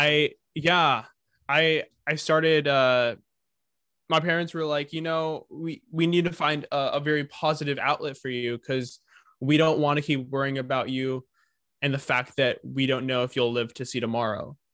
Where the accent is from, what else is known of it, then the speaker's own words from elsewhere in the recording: California, United States; I was born in California